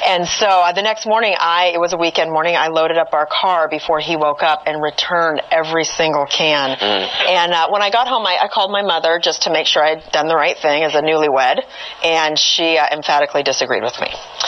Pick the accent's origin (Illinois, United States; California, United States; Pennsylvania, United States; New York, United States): California, United States; I grew up in California, in a home where my parents spent a lot of time outdoors.